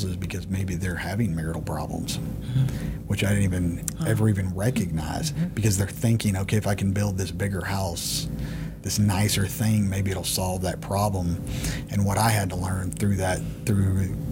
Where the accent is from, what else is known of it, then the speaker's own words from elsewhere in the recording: Texas, United States; I had born and bred in Texas